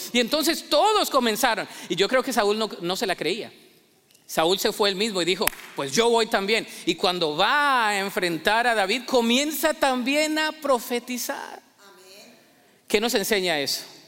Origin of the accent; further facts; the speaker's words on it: Colombia; en mi país, Colombia